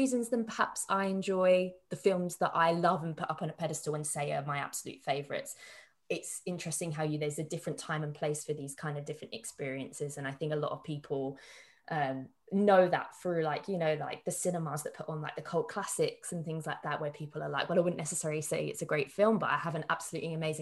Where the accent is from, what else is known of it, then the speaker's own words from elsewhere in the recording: London, United Kingdom; I'm from London